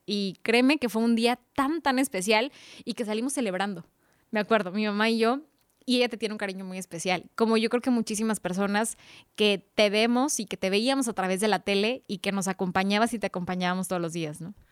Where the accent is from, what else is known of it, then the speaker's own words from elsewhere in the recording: Mexico City, Mexico; now in Sonora, Mexico; yo soy originaria de Ciudad de México, llegamos a Sonora